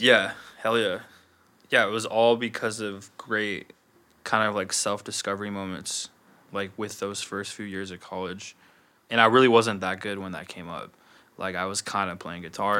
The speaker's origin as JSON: {"language": "English", "region": "Wyoming", "country": "United States", "tie": "born or raised there", "also_born_or_lived": "Chicago", "said": "I moved around from Chicago to Wyoming as, like, a really young kid."}